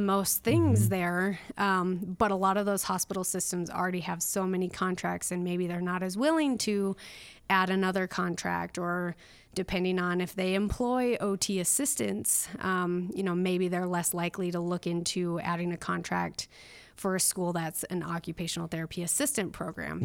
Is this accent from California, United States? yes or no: no; northern Minnesota, United States; moved away as an adult; also born or lived in Duluth, Minnesota / Pocatello, Idaho; I grew up in northern Minnesota